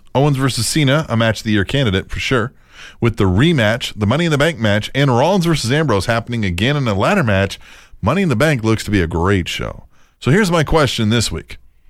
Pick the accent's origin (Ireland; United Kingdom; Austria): Ireland; Maybe you forgot I'm from Ireland.